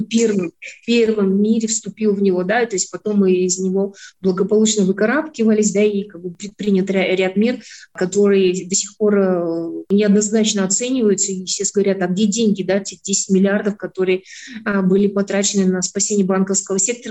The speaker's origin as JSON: {"language": "Russian", "country": "Kazakhstan", "said": "мы через это себя чувствуем, понимаем, как казахи"}